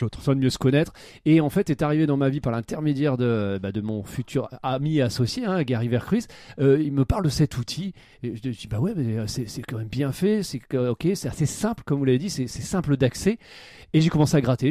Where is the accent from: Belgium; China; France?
France; the North, Hauts-de-France; nous on est du Nord